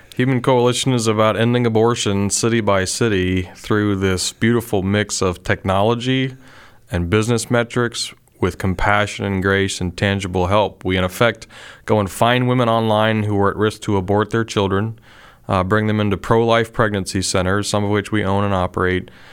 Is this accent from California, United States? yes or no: no; Pennsylvania, United States; moved away; I'm originally from Pennsylvania